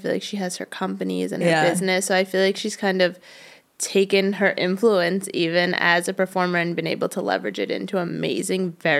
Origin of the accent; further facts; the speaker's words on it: New York, United States; And then I'm from New York originally, and I went to college in Pennsylvania, though I like wanted to get out of New York